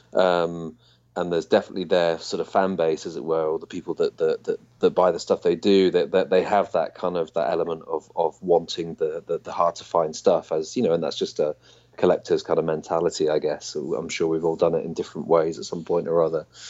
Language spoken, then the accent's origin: English; United Kingdom; being British